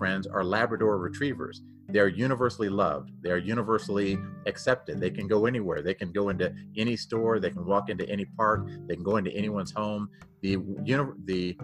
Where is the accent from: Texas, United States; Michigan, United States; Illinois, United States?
Texas, United States; moved away as an adult; now in Denver, United States; I grew up down in Texas, but I came here to Denver in 1991 to play for the Denver Broncos